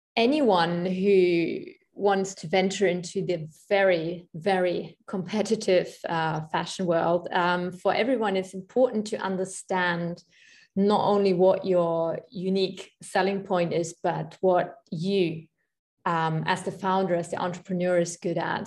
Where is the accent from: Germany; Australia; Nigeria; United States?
Germany; moved away; I am from Germany